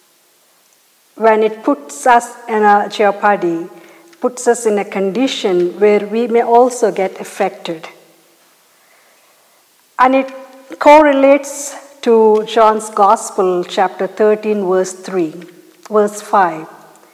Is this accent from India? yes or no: yes; India; there is a mission hospital close to my hometown in India.